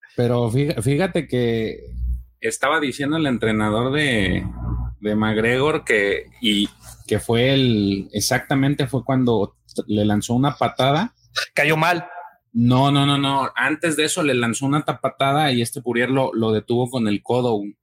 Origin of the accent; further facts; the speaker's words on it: Mexico; como mexicano